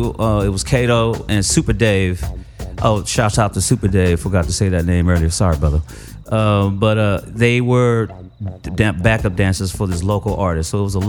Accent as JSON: {"language": "English", "town": "Richmond", "region": "California", "country": "United States", "said": "we're from Richmond."}